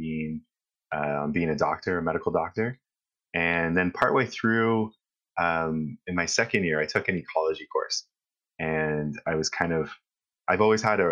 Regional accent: North Bay, Ontario, Canada; I grew up in North Bay, Ontario

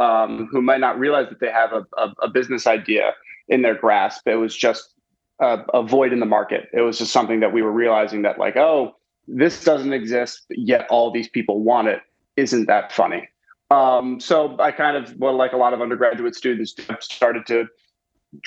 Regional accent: Westchester County, New York, United States; moved away as an adult; now in Dallas, United States; I grew up in Westchester County, New York

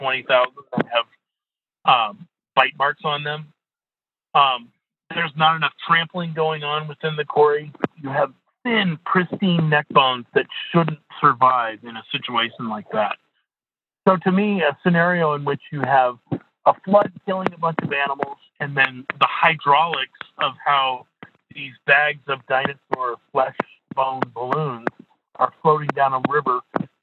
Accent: Midwest, United States; I grew up in the Midwest

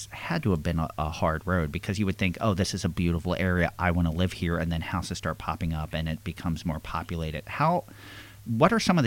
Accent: Bucks County, Pennsylvania, United States; I grew up in Bucks County, Pennsylvania.

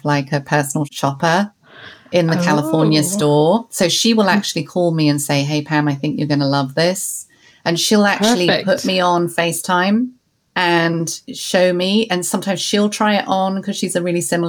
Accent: London, United Kingdom; growing up in London

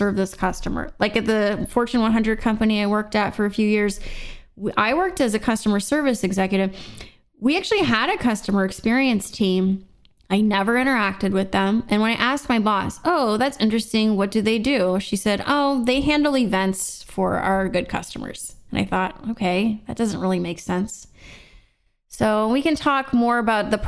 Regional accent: Seal Beach, California, United States; growing up in Seal Beach, California, in Orange County

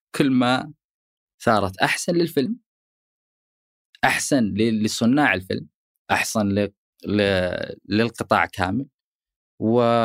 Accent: Saudi Arabia; عندنا في السعوديه

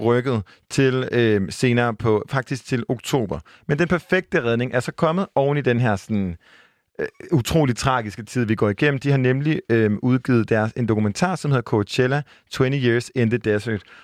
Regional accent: Jutland, Denmark; jeg var fra Jylland

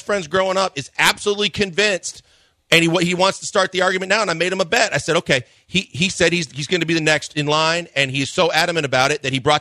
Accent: Midwest, United States; now in Houston, United States; growing up in the Midwest

